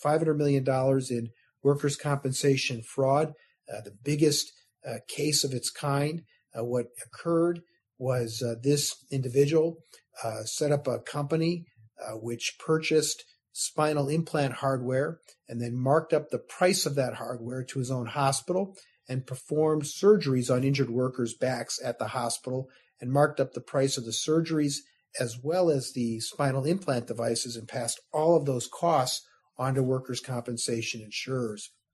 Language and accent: English; suburb on the southwest side of Chicago, Illinois, United States; now in Sacramento, United States; I was uh, raised outside of Chicago in a suburb uh, on the southwest side of Chicago